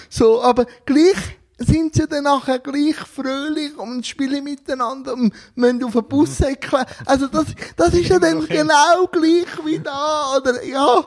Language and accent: German; Switzerland; bei uns in der Schweiz